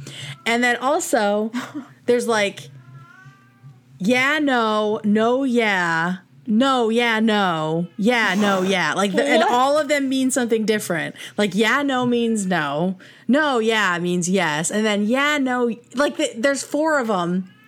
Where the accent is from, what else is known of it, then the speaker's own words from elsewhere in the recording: Connecticut, United States; I'm from Connecticut.